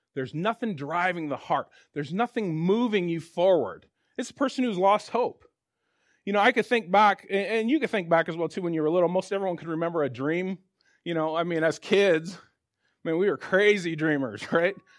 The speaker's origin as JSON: {"language": "English", "town": "Spokane", "region": "Washington", "country": "United States", "tie": "born or raised there", "also_born_or_lived": "Tulsa, Oklahoma", "said": "I grew up here in Spokane"}